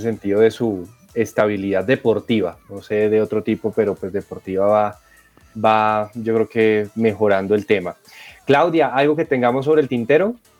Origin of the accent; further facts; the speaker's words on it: Colombia; estos dos tenistas maravillosos que tenemos como colombianos